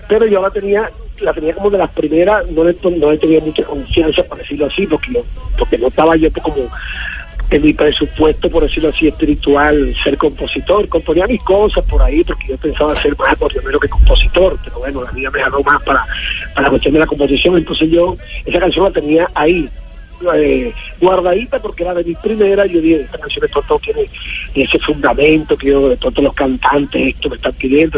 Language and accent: Spanish; Patillal, Cesar, Colombia; mi tierra patillalera